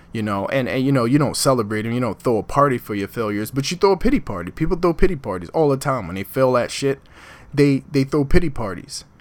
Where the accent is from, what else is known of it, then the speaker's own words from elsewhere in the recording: Philadelphia, Pennsylvania, United States; moved away as an adult; now in Newark, United States; I'm born and raised in Philadelphia, North Philadelphia